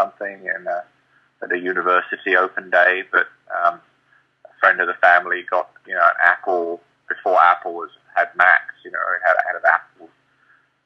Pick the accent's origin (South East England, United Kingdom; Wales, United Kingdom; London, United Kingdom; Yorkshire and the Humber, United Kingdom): London, United Kingdom; also born or lived in Birmingham; My family, though, is many generations of Londoner, and I spent most of my life in London